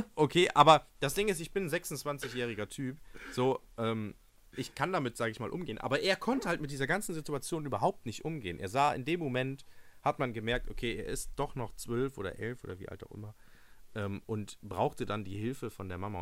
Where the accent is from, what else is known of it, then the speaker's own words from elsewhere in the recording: Germany; Deutschland, mein Heimatland, wo ich herkomme und geboren wurde